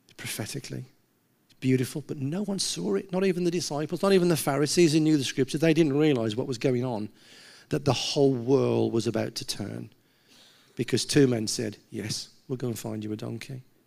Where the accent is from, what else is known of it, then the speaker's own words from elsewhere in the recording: Gornal, West Midlands, United Kingdom; I'm from Gaunal